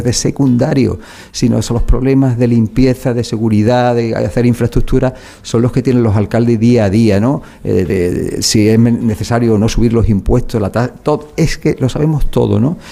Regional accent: Málaga, Andalusia, Spain; soy malagueño

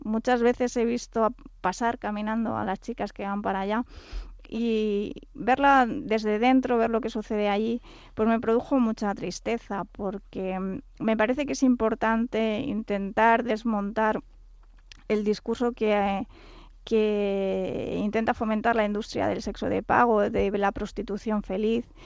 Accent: Catalonia, Spain; Yo soy catalana

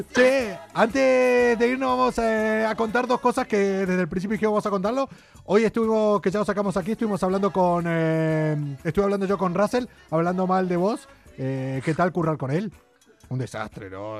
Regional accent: Argentina; moved away; also born or lived in Andújar, Jaén; Soy el argentino

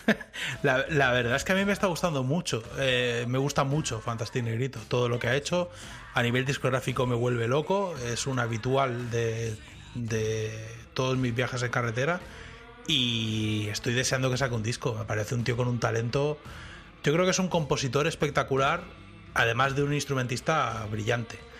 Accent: Spain; moved away as an adult; now in Texas, United States; los españoles somos

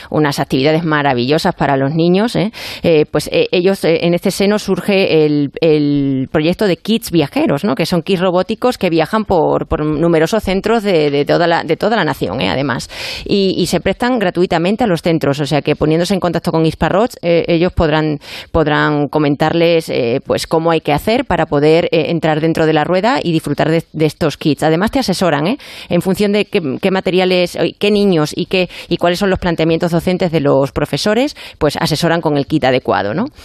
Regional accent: Badajoz, Extremadura, Spain; Muy bonita mi tierra.

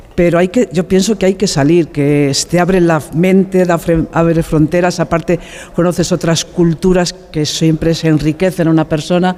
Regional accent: Quintanilla de Arriba, Castile and León, Spain; also born or lived in Valladolid; now in Roa, Spain; yo nací en Quintanilla de Arriba

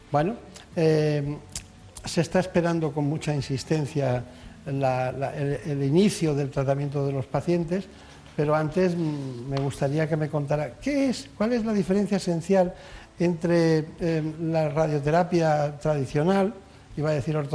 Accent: Barcelona, Catalonia, Spain; Soy nacida en Barcelona.

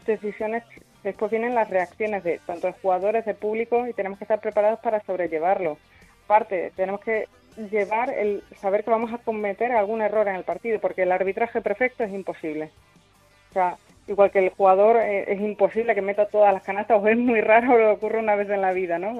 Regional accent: Cáceres, Extremadura, Spain; yo soy de Cáceres

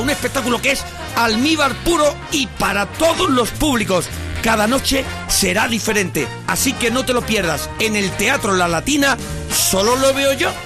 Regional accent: Dominican Republic; moved away as an adult; now in Madrid, Spain; yo soy de República Dominicana. Eh, tengo cuatro años viviendo en Madrid

